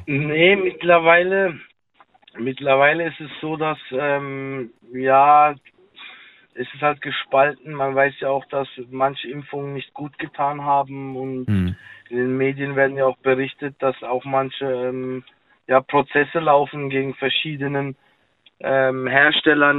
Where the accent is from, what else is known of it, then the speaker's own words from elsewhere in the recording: Karlsruhe, Baden-Württemberg, Germany; Ich bin äh, Karlsruhe